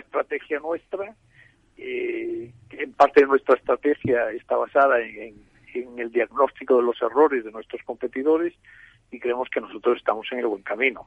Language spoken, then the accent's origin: Spanish; Galicia, Spain; En Galicia, mi tierra